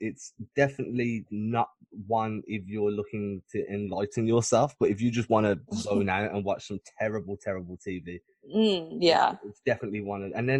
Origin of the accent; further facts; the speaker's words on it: Birmingham, West Midlands, United Kingdom; I'm not from London. I'm quite far away. Where I am, nobody speaks like that.